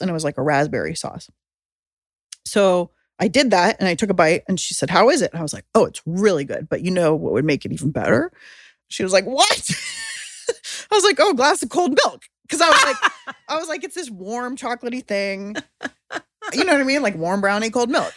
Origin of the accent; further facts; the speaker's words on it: San Diego, California, United States; now in Oakland, United States; I grew up in San Diego